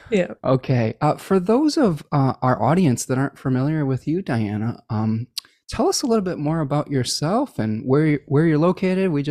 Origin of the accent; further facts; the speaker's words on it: Oak Park, Illinois, United States; born in Oak Park.